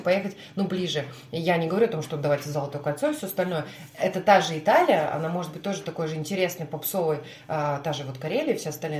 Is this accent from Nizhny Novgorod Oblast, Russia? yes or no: no; Murmansk, Murmansk Oblast, Russia; now in Saint Petersburg, Russia; Мурманск недавно посетила, это мой родной город